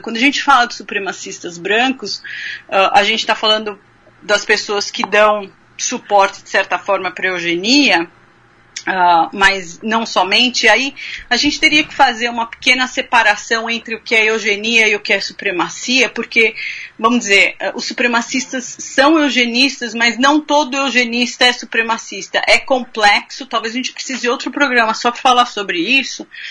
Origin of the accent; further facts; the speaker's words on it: Brazil; moved away as an adult; now in Kentucky, United States; a gente vive no Brasil